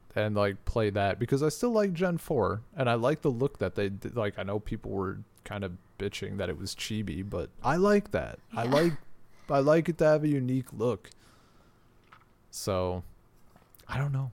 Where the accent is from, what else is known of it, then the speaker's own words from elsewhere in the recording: United States; moved away as an adult; the internet I have now is faster than anything that is currently available in my hometown in America.